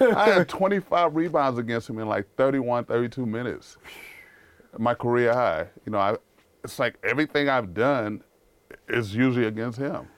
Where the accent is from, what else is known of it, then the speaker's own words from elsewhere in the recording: New York City, New York, United States; accent: New York; also born or lived in Haiti; I grew up in Harlem around drug dealers